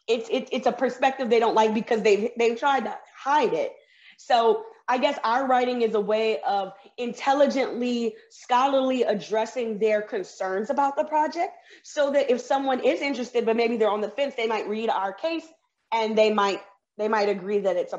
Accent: the South, United States; I'm from the South, so I'm used to growing up with people with Confederate flags flying around, and they say the war was not about slavery.

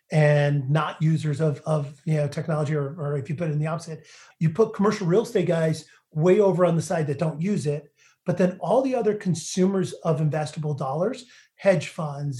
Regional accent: New Hampshire, United States; I grew up in New Hampshire, part of a real estate family

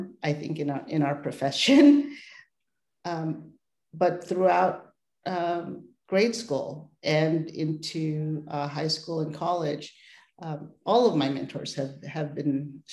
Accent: San Francisco, California, United States; also born or lived in Philippines; Landed right in San Francisco on the outskirts of the city by the Pacific Ocean and Ocean Beach. So and have been here ever since.

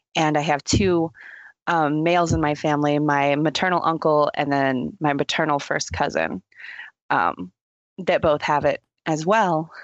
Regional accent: Texas, United States; now in Colorado, United States; I'm originally from Texas, little small town in Texas

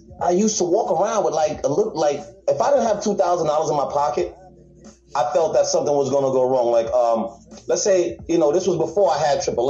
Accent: Staten Island, New York, United States; also born or lived in Antigua; So I'm from a third world country, and then we moved to the hood, which is Park Hill.

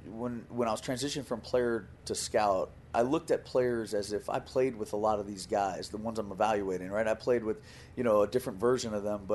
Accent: Pembroke Pines, Florida, United States; also born or lived in Hollywood, Florida; as a local kid who grew up in Hollywood and Pembroke Pines

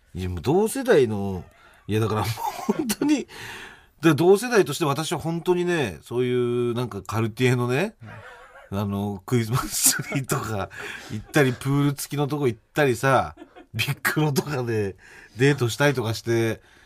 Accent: Chiba, Japan; 俺の地元の千葉

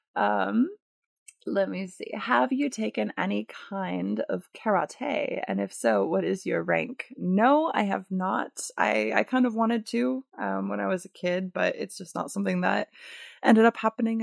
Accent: Michigan, United States; moved away as an adult; now in California, United States; I am coming to you from the glorious state of my conception and birth, Michigan

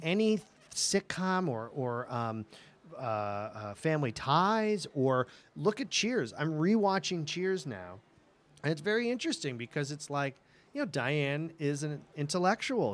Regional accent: New England, United States; moved away; also born or lived in Los Angeles; I grew up in New England

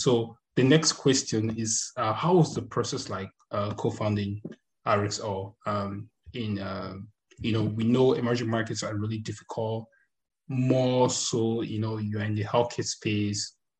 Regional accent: Cameroon; You know, I'm close to Nigeria. I'm from Cameroon, so I went to high school most Nigerians

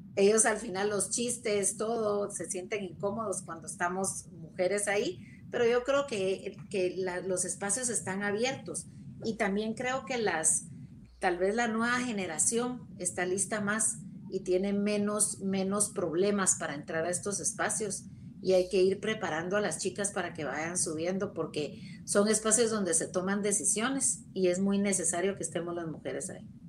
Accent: Guatemala; somos la mitad de Guatemala mujeres

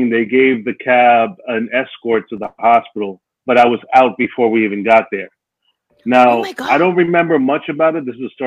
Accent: New York City, New York, United States; I'm from Dominican wait, Republic, and I was oh. born oh. and raised in New York City.

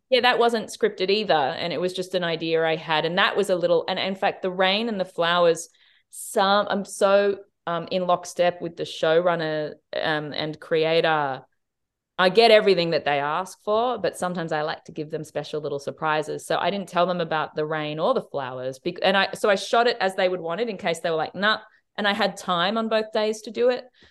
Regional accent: Australia; as an Australian

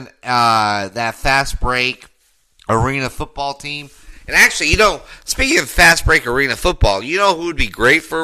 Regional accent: Denver, Colorado, United States; I grew up in Denver, Colorado. I went to a high school, John F. Kennedy High School

